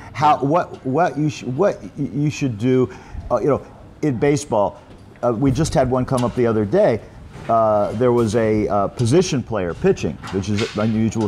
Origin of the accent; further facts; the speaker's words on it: Los Angeles, California, United States; moved away as an adult; also born or lived in Michigan / New York; now in Pattaya, Thailand; I grew up in California, in Los Angeles. Uh, lived there until I uh, got out of college, UCLA